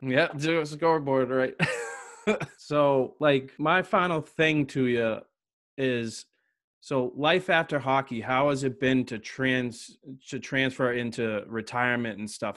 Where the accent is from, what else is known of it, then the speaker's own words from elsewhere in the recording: Massachusetts, United States; I'm from Massachusetts